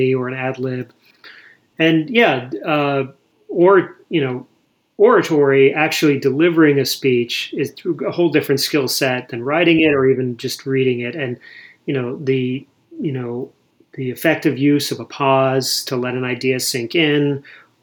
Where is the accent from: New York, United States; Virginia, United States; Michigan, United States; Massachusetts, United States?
Massachusetts, United States; Boston; moved away; I was born in Boston. I grew up in Massachusetts.